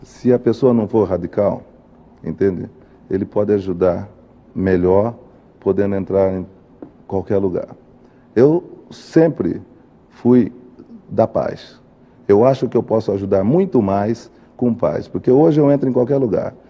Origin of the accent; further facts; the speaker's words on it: Bauru, São Paulo, Brazil; also born or lived in Minas Gerais / Santos; fui criado em Bauru, em Minas